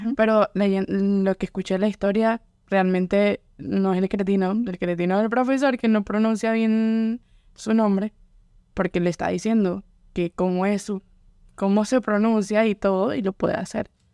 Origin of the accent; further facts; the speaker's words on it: Venezuela; now in Louisiana, United States; soy de Venezuela, mi familia también es venezolana, no tengo como familia que venga de otras partes, sino solo soy venezolana